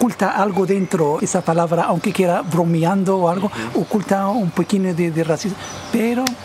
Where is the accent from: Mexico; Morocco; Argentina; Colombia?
Morocco; Nador, Oriental; now in Torre Pacheco, Spain; eh, soy marroquí, de, Nador. Estoy aquí en Torre Pacheco desde 2002.